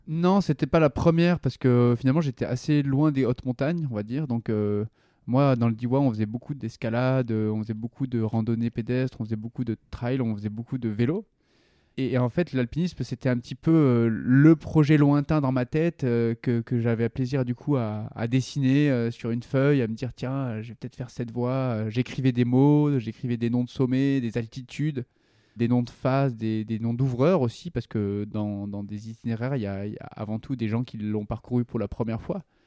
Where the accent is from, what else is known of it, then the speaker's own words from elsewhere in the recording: Vercors, Drôme, Auvergne-Rhône-Alpes, France; les chemins autour de châtillon dioua là où j'ai grandi. C'est le Vercors, en gros